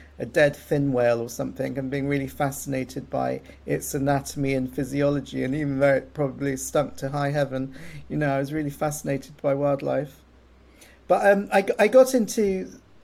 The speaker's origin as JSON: {"language": "English", "town": "Hastings", "region": "South East England", "country": "United Kingdom", "tie": "born or raised there", "said": "I grew up in Hastings."}